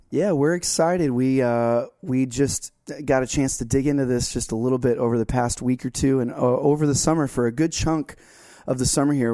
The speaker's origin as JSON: {"language": "English", "region": "Florida", "country": "United States", "tie": "born or raised there", "moved": "yes", "lives_now": "North Carolina, United States", "said": "my home state of Florida"}